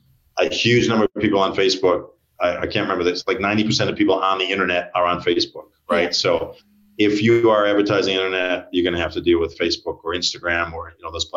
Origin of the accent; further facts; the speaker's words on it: United States; moved away as an adult; now in Australia; I'm American, but I've been here for like 25 years